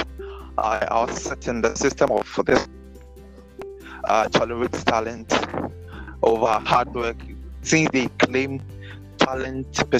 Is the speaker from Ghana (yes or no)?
yes; Accra, Greater Accra, Ghana; I grew up in Accra, and primary schooling was in Accra